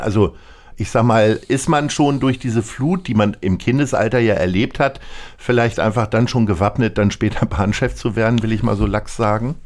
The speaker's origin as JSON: {"language": "German", "region": "Hamburg", "country": "Germany", "said": "Als Hamburger"}